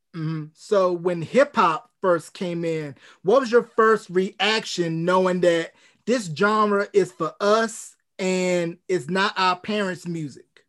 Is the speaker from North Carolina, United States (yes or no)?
yes; North Carolina, United States; I'm from the South myself, North Carolina